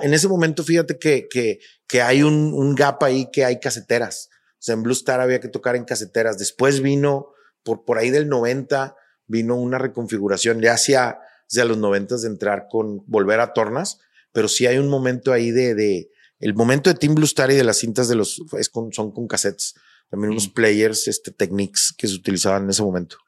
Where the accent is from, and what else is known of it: Monterrey, Nuevo León, Mexico; born or raised there